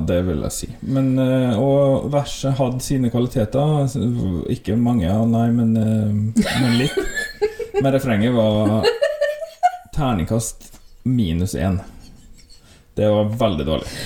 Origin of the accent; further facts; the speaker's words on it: Volda, Møre og Romsdal, Norway; vi som er herfra